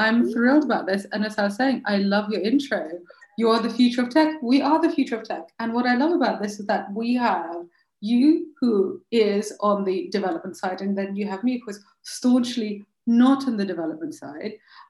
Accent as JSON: {"language": "English", "region": "Moscow", "country": "Russia", "also_born_or_lived": "London, United Kingdom / Chicago, United States / Paris, France / Delhi, India", "moved": "yes", "lives_now": "France", "said": "So I am originally from Moscow and in Russia, obviously. And I have lived in London most of my life, and I've lived in Chicago and in Paris and in Delhi."}